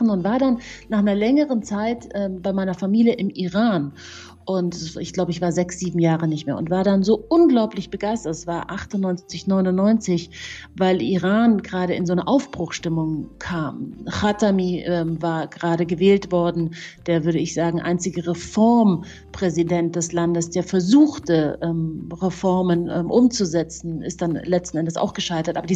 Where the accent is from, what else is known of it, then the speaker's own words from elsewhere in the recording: Munich, Bavaria, Germany; mein Vater ist ja Perser und äh, meine Mama ist Deutsche und ich bin ja in München aufgewachsen